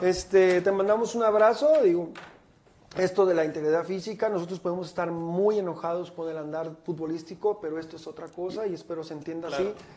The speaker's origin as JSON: {"language": "Spanish", "town": "Guadalajara", "region": "Jalisco", "country": "Mexico", "said": "los que somos de Guadalajara, los que vivimos aquí"}